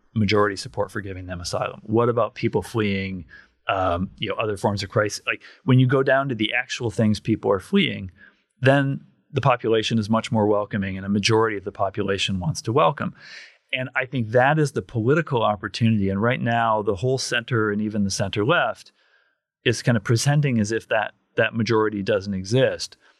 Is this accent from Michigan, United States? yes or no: yes; Kent County, Michigan, United States; I grew up in Kent County, Michigan